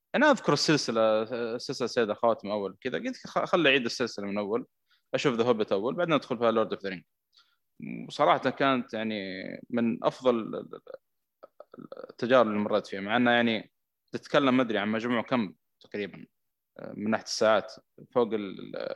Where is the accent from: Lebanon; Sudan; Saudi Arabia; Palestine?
Saudi Arabia; عندنا في السعوديه هنا